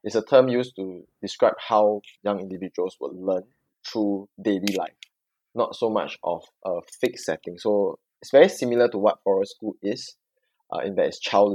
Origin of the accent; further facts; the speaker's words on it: Singapore; I'm Singaporean